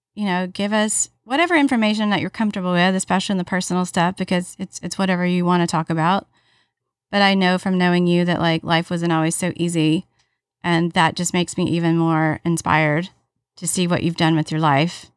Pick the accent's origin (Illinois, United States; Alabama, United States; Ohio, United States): Alabama, United States; one of my best friends that I grew up with in Alabama